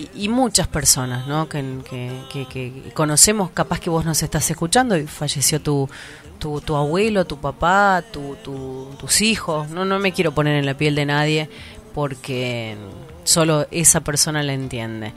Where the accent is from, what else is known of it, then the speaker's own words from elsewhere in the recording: Tucumán, Argentina; cómo somos los tucumanos